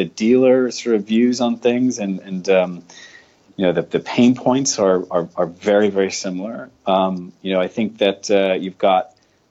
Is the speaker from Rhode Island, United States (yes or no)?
yes; Rhode Island, United States; moved away as an adult; also born or lived in Boston area / New York / San Francisco, United States; now in Australia; grew up in Rhode Island, the Boston area in Rhode Island, New York, and then moved over to San Francisco